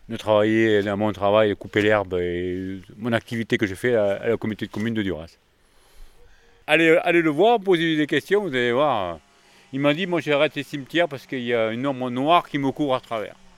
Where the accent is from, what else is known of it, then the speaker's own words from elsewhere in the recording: Lot-et-Garonne, Nouvelle-Aquitaine, France; also born or lived in near Bordeaux; Je suis né à côté de Bordeaux et j'habite dans la lot garonne depuis l'âge de 3 ans.